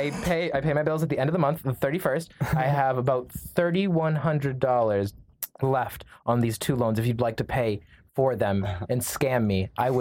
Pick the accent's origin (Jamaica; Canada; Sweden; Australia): Canada; My wife is from we're from Canada, but my wife is Brazilian.